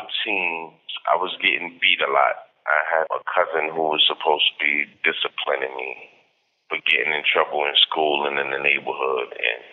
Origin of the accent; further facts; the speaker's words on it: Brooklyn, New York, United States; Yeah, very. My mother and my father weren't really in my life. It was more my grandmother and my brother.